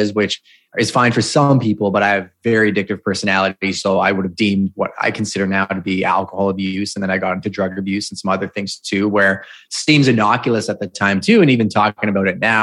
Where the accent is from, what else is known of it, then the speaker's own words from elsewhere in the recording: Montreal, Quebec, Canada; I was born and raised in Montreal